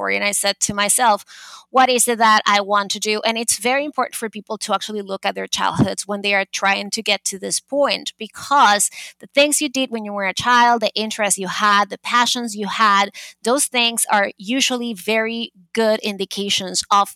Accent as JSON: {"language": "English", "country": "Venezuela", "also_born_or_lived": "Boston, United States", "moved": "yes", "lives_now": "New York City, United States", "said": "I am originally from Venezuela, but I have been in New York for 22 years"}